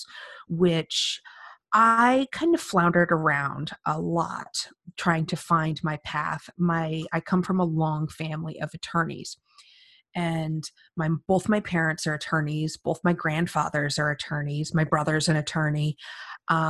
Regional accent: Phoenix, Arizona, United States; moved away as an adult; also born or lived in California / New York City; now in New York, United States; I was born and raised in Phoenix, Arizona, went to school in California

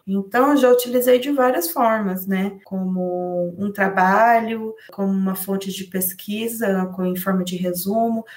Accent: Londrina, Paraná, Brazil; eu sou do Paraná, né, da cidade de Londrina

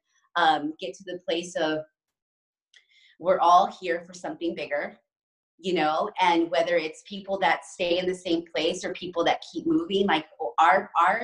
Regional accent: New Mexico, United States; moved away as an adult; also born or lived in Chicago; I was born and raised in New Mexico. And then right after I graduated high school, I moved to Chicago

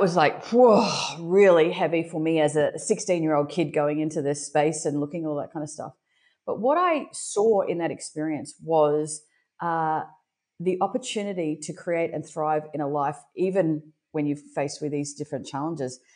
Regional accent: Brisbane, Queensland, Australia; I'm born and raised in Brisbane, Australia

